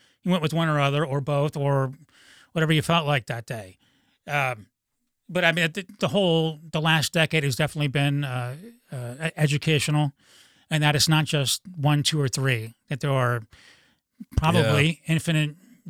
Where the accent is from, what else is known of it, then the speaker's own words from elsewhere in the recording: Akron, Ohio, United States; I grew up in Akron, Ohio, which is a medium city, but I didn't even know a gay person until 25.